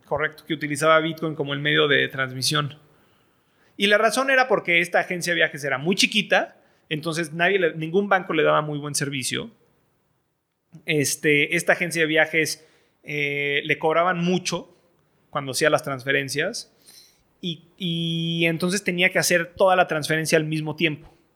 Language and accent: Spanish; Mexico; moved away; soy, mexicano, estoy educado en el extranjero